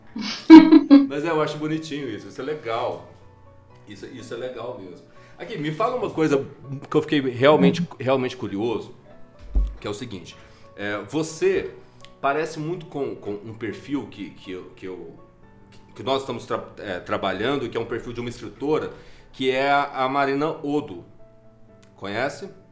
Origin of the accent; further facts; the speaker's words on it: Minas Gerais, Brazil; accent: mineiro; os meus R's de, de, de mineiro